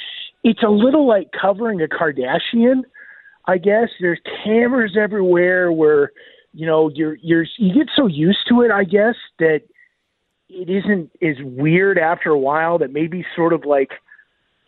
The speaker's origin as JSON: {"language": "English", "region": "Iowa", "country": "United States", "tie": "born or raised there", "moved": "yes", "said": "growing up in Iowa. I grew up in, you know, Gopher from the Love Boat. I grew up in his district"}